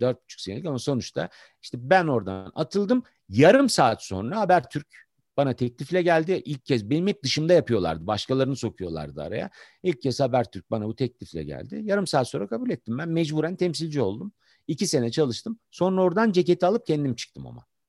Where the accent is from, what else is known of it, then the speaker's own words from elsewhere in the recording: Ankara, Turkey; ben doğma büyüme Ankaralıyım.